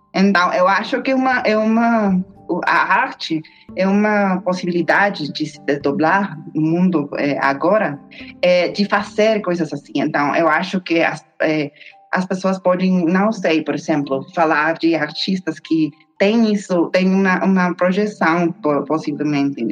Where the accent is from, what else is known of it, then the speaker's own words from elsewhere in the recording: Mexico; Portuguese is a second language; also born or lived in United States; eu sou uma mexicana-americana historiadora da arte